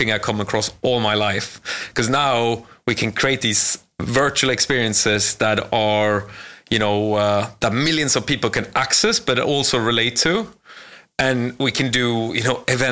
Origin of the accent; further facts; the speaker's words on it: Sweden; moved away as an adult; now in London, United Kingdom; I'm from Sweden